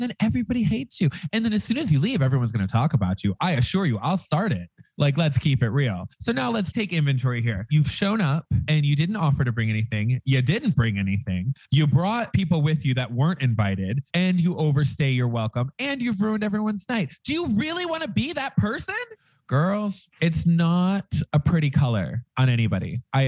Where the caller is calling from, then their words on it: Las Vegas, Nevada, United States; I'm coming to you from the loss of the Vegas.